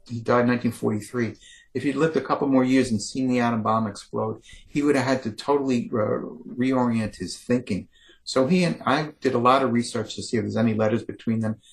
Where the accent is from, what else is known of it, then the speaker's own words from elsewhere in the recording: New York, United States; I grew up in New York